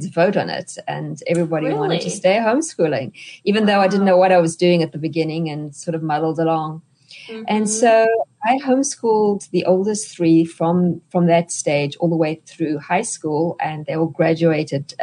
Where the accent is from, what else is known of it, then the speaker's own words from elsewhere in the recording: South Africa; moved away as an adult; now in United States; you can hear from my accent that I'm not a native-born American. I'm actually South African